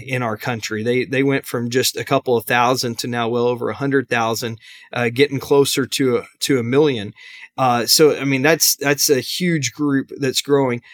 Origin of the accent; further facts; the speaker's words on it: Arlington, Texas, United States; I grew up in Arlington, Texas